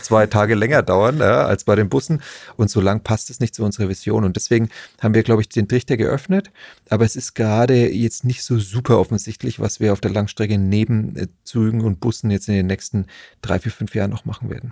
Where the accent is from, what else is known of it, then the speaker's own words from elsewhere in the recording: Nuremberg, Bavaria, Germany; ich bin ja Nürnberger